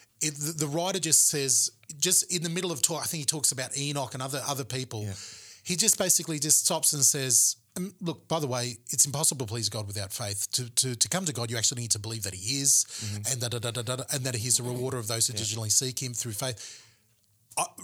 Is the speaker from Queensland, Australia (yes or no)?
yes; Gold Coast, Queensland, Australia; the Independent Baptist Church that I grew up in the Gold Coast